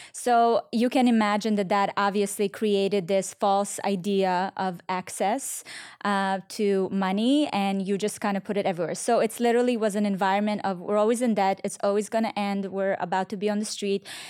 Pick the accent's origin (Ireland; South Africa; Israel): Israel; now in United States; I grew up in Israel